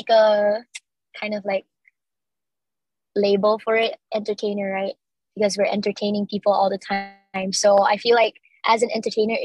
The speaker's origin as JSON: {"language": "English", "town": "Miri", "region": "Sarawak", "country": "Malaysia", "tie": "born or raised there", "moved": "as an adult", "lives_now": "Kuching, Malaysia", "said": "I'm actually from Miri, which is like the second largest city in Sarawak."}